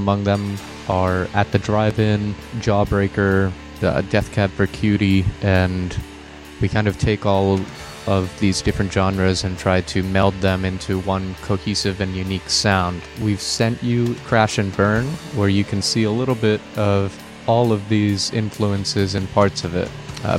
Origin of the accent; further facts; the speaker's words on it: Philadelphia, Pennsylvania, United States; Hi, we're … We're from Philadelphia, Pennsylvania.